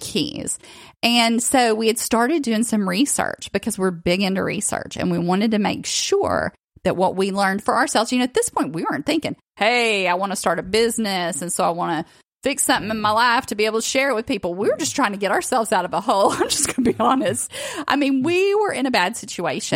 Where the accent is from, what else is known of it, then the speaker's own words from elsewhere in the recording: the South, United States; I grew up in the South